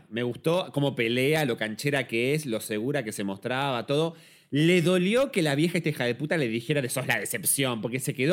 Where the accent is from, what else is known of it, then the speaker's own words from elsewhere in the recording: Mexico; Yo pensaba, siendo mexicano, estar haciendo un poco de también homenaje a esta cosa de muy coco la película Coco